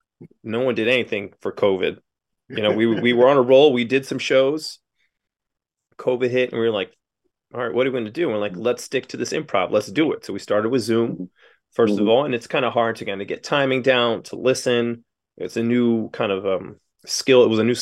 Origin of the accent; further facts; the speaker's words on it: Allentown, Pennsylvania, United States; I've been doing this since I was 18. I'm from Allentown, Pennsylvania.